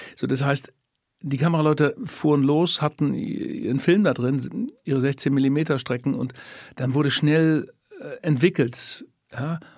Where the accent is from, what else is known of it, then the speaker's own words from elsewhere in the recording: Lower Saxony, Germany; moved away; also born or lived in Cologne; in meinem Heimatort Tüstringen in der Nähe von Bremen die ganzen Jahre Fußball gespielt